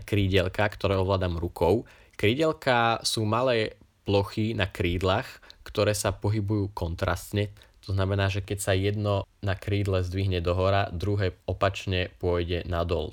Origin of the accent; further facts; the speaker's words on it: Kanianka, Trenčín Region, Slovakia; vidím znova Prievidzu a Kanianku a Bojnice, teda moju rodnú vlast, moju rodnú dedinu. Kanianka je proste dedina, od ktorej sa neviem utrhnúť